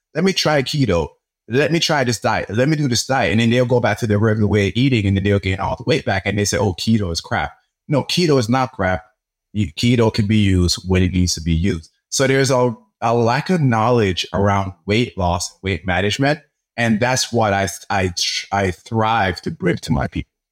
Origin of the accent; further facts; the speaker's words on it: Jamaica; now in United States; I grew up in Jamaica